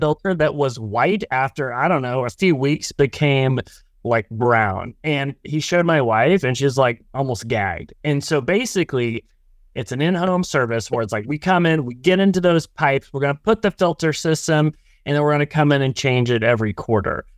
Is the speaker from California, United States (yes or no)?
no; Oklahoma, United States; I'm from Oklahoma